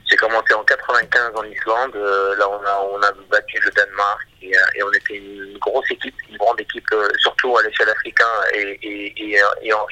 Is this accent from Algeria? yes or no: yes; Oran, Oran Province, Algeria; Je suis né à Oran, j'ai grandi à Oran.